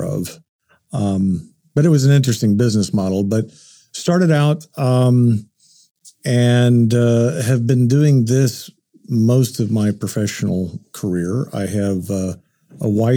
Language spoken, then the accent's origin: English; Enid, Oklahoma, United States; also born or lived in Shawnee, Oklahoma; lived in Oklahoma all my life. I was born in Shawnee, raised in Enid